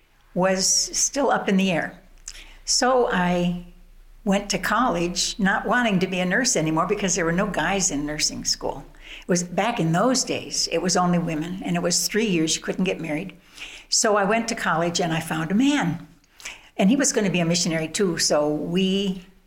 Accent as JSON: {"language": "English", "region": "Midwest", "country": "United States", "tie": "born or raised there", "also_born_or_lived": "Chicago, Illinois / Wheaton, Illinois", "said": "I was born in Chicago, grew up in the Midwest, and essentially lived in Wheaton my high school college years"}